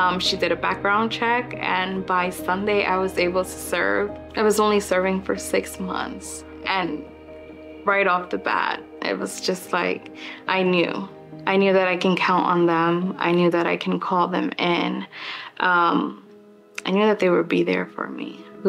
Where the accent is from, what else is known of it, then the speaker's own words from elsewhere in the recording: New Jersey, United States; moved away as an adult; I had just moved here and I was living with my sister. I came from New Jersey and she had a newborn baby